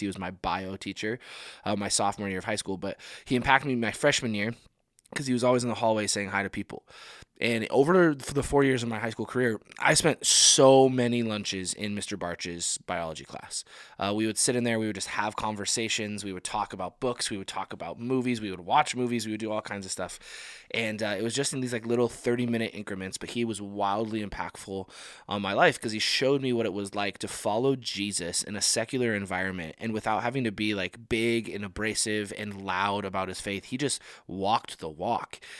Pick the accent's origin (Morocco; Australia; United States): United States; us as, as American people